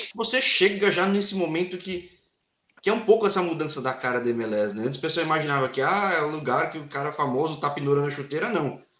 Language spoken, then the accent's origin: Portuguese; São Paulo, Brazil; eu sou da capital de São Paulo